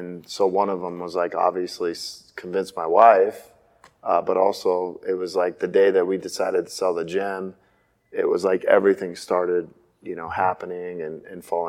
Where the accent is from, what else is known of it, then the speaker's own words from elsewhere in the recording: Spokane, Washington, United States; moved away as an adult; also born or lived in Gig Harbor, Washington; I grew up in Spokane, Washington, which was on the other side of the state